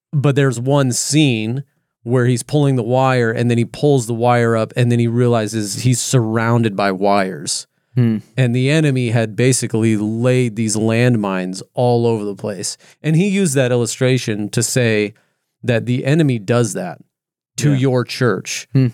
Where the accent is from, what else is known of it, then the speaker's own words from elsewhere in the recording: California, United States; now in Oregon, United States; And I was this outsider from California moving to Oregon.